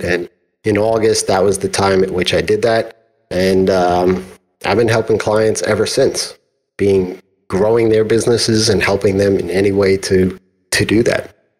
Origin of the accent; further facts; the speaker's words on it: New York, United States; I'm from New York